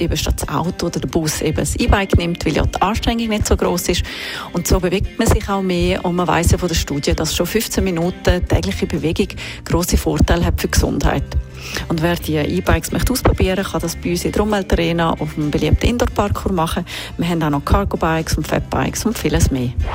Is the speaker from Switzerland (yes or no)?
yes; Switzerland